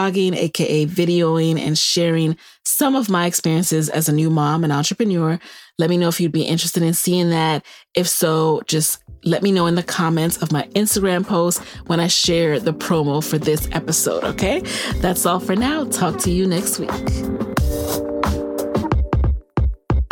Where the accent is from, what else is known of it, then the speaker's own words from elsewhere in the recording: New York City, New York, United States; also born or lived in Virginia; now in Maryland, United States; my own grandparents who were in Jamaica when we were growing up in the Bronx